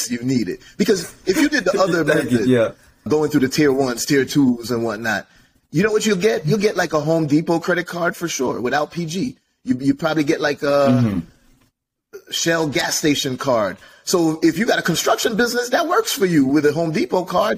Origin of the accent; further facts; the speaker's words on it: Jamaica; I'm Jamaican, Caribbean background